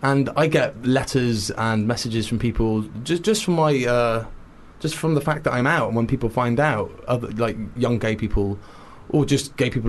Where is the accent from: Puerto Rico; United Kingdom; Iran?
United Kingdom; Cardiff, Wales; I grew up in Wales, in Cardiff, but I lived with my dad in kind of a small village for a long time